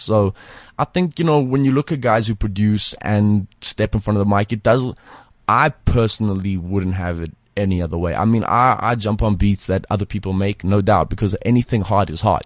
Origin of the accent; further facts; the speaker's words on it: South Africa; also born or lived in Leeds (family ancestry); they just don't believe that we're from here